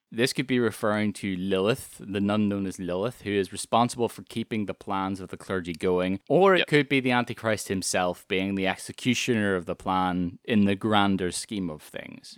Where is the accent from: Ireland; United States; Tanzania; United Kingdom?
Ireland; And I'm from Ireland